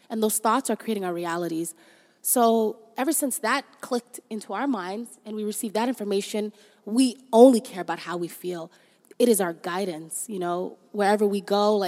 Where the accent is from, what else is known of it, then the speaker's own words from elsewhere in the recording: Toronto, Ontario, Canada; also born or lived in Somalia; We grew up in Canada. We're very appreciative of that, as we love Toronto, and growing up here was amazing.